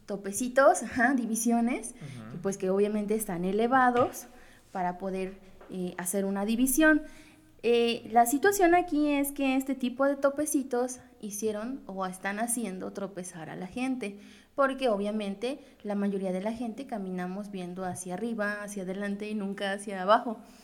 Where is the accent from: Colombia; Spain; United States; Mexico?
Mexico; como típico mexicano